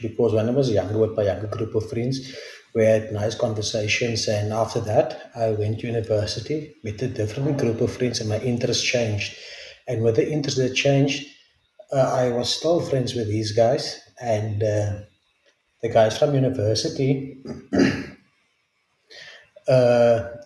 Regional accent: South Africa; English is a second language; I'm from South Africa

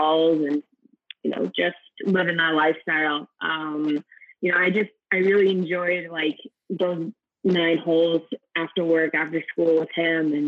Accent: Scranton, Pennsylvania, United States; I grew up in the Poconos in the Scranton area.

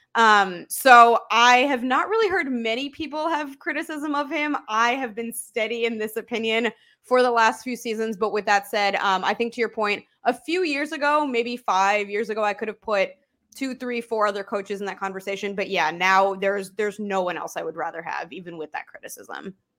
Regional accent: Chicago, Illinois, United States; I am born and raised in Chicago

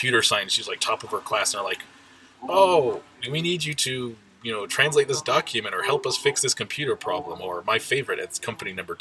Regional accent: United States; now in Japan; I'm American

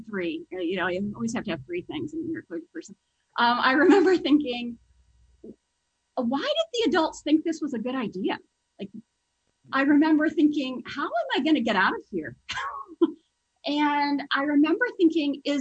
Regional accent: Las Vegas, Nevada, United States; I was raised in Las Vegas, Nevada.

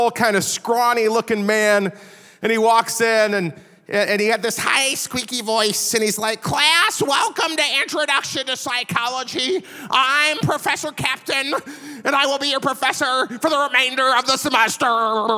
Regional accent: Chicago, Illinois, United States; moved away as an adult; also born or lived in Virginia; I grew up in the Chicago area

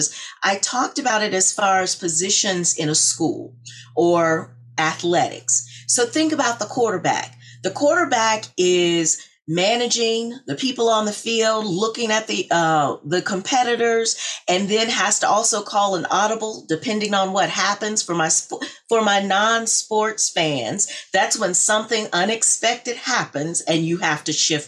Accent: Little Rock, Arkansas, United States; moved away as an adult; also born or lived in Purdue University, Indiana; now in Danbury, Connecticut, United States; growing up in Little Rock, Arkansas

